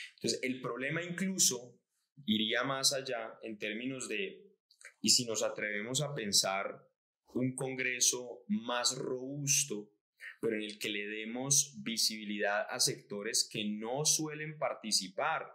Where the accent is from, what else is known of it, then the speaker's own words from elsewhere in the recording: Colombia; como colombianos, esperando que nuestro país